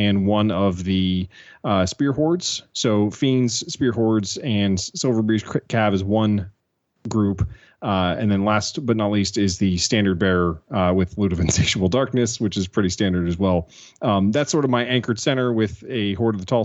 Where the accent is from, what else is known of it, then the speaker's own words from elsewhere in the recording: United States; I'm American